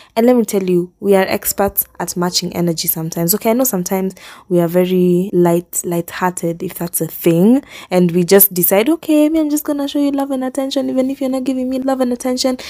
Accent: Kenya; moved away as an adult; now in Nairobi, Kenya; I really like where we live. If you asked me that a few years back when I was joining high school, I probably would not have said that because I'm thinking, "I'm so far from Nairobi.

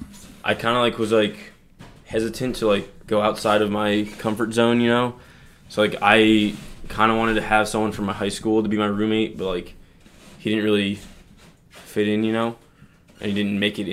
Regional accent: Bridgewater, New Jersey, United States; I'm from Bridgewater, New Jersey

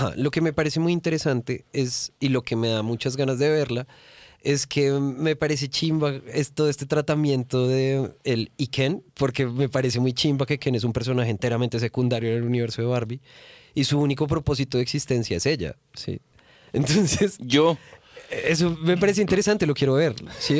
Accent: Bogotá, Bogotá Capital District, Colombia; accent: rolo; also born or lived in Cali, Colombia

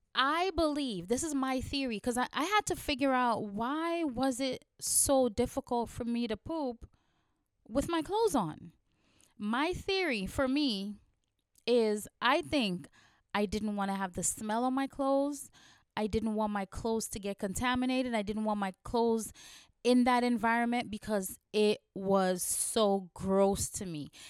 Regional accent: Guyana; now in New York, United States; I was born in Guyana, and I grew up in a very small village in the eighties

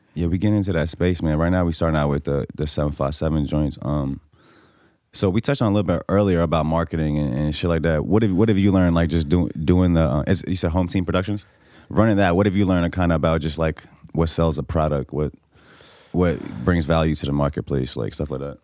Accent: Bosnia & Herzegovina; now in Norfolk, Virginia, United States; I'm from Bosnia

